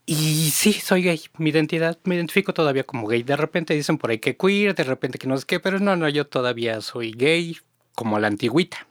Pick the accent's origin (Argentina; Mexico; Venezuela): Mexico; Mexico City; Yo soy de Xochimilco